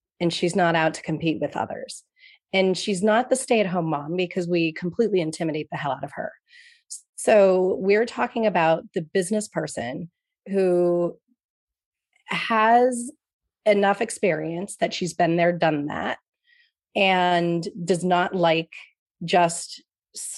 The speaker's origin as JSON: {"language": "English", "region": "New York", "country": "United States", "tie": "born or raised there", "moved": "yes", "lives_now": "Boston, United States", "said": "I grew up in New York"}